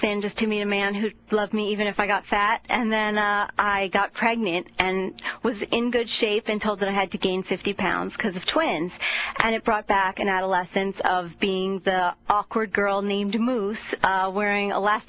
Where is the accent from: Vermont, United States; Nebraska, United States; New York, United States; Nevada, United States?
New York, United States; Long Island; moved away as an adult; also born or lived in Manhattan, New York; now in Austin, United States; I grew up on Long Island, but now I lived in Manhattan for 13 years, and now I live in Austin, Texas.